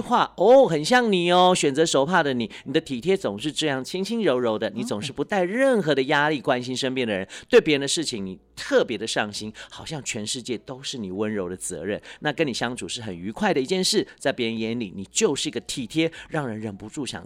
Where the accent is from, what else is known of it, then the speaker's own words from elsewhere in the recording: Taiwan; first language Hakka; Chinese is a second language; moved away; also born or lived in Taipei; 我是隔代教养嘛，哦。所以，呃，可能我 也在客家村长大，是。虽然说那个时候也有那种就是语言的限制，哎，要讲华语，要讲，呃，对。国语什么的， 可是回到家还是讲自己的母语多一些